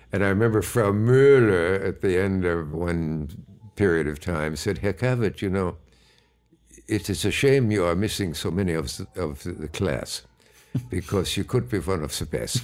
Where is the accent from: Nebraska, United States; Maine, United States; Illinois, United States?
Nebraska, United States; also born or lived in Gibbon, Nebraska; I was born either in Kearney or Hastings, Nebraska.